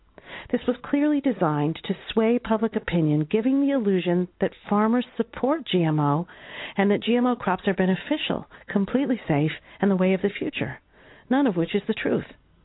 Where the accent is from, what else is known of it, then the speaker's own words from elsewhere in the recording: Iowa, United States; Growing up in Iowa, you could say I'm kind of a farmer's daughter, although my parents weren't farmers, but my uncle was.